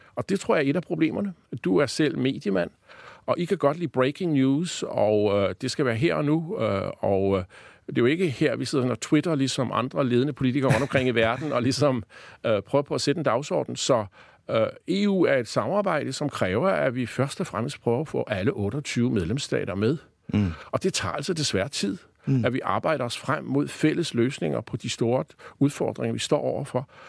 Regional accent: Denmark; vi som danskere

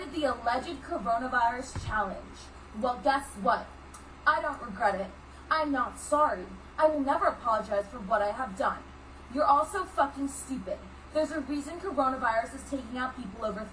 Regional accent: New Jersey, United States; I am 21 and from New Jersey

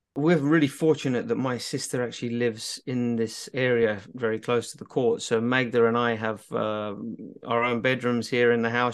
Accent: England, United Kingdom; being English, because we grew up around

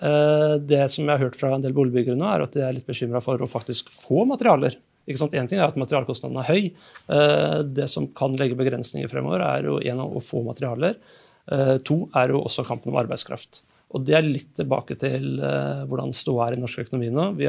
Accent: Fredrikstad, Østfold, Norway; also born or lived in Oslo; Selv så flytta jeg fra Oslo til Fredrikstad for to år siden. Og jeg er fra Fredrikstad opprinnelig.

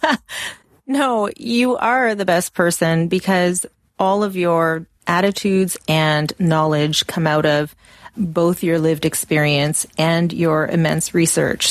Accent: Canada; I was raised in the Canadian educational system

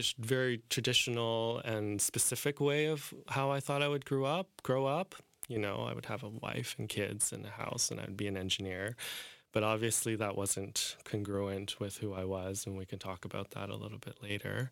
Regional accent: Calgary, Alberta, Canada; also born or lived in Hong Kong; I grew up in Calgary

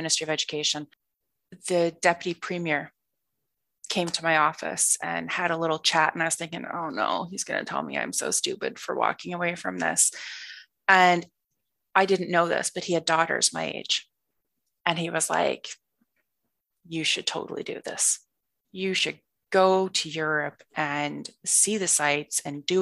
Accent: East Coast of Canada, Nova Scotia, Canada; moved away as an adult; also born or lived in Ireland / Victoria, British Columbia; I grew up on the East Coast of Canada in one particular province. My dad is a Royal Canadian Mounted Police officer. So we moved every 2 or 3 years, but we always stayed in the one province.

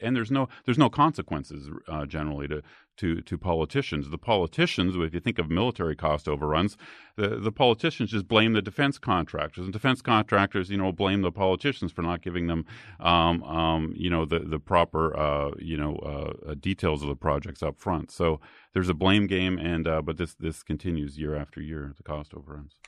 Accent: Canada; now in United States; I grew up in Canada

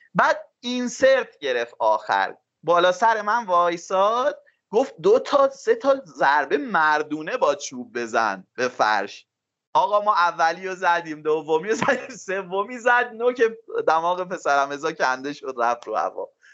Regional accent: Mahallat, Markazi, Iran; also born or lived in Tehran; من خودم هم تو محلات بزرگ شدم البته متولد تهرانم ولی از اصالتا محلاتی هم تو محلات بزرگ شدم

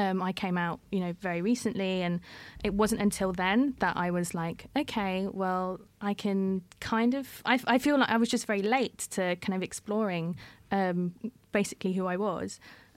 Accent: London, United Kingdom; I live and I grew up in West London

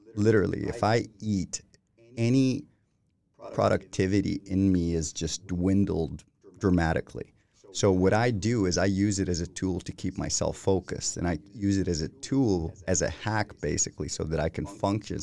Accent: Costa Rica; first language Spanish; English is a second language; moved away as an adult; now in Sweden; I grew up in Costa Rica, went to school there. I didn't speak a word of English until I think I entered like the sixth grade

